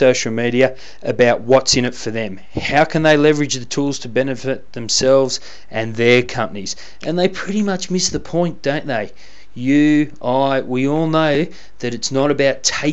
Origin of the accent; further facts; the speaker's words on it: Canberra, Australian Capital Territory, Australia; my hometown. That's right, our country's fine capital city of Canberra